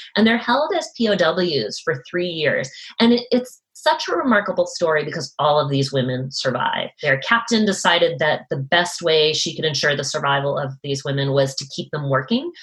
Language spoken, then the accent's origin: English; Massachusetts, United States; now in Seattle, United States; I'm from Massachusetts